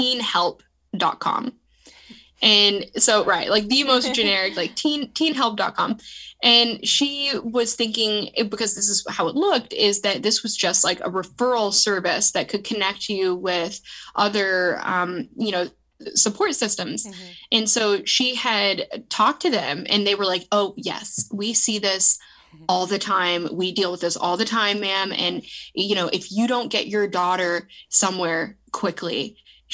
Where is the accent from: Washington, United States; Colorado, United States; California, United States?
California, United States; San Diego; I was growing up in San Diego, California